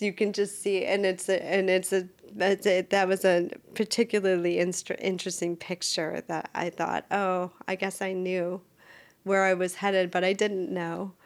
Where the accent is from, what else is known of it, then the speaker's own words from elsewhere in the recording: Wisconsin, United States; moved away as an adult; now in Maryland, United States; I was born and raised in Wisconsin, but I have lived in Maryland half of my life.